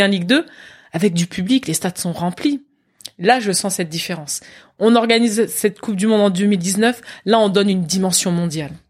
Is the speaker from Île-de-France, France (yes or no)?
yes; Versailles, Île-de-France, France; also born or lived in Guadeloupe; c'est moi jouant avec mes, mes voisins dans le parc du château de Versailles. C'est là où j'ai grandi.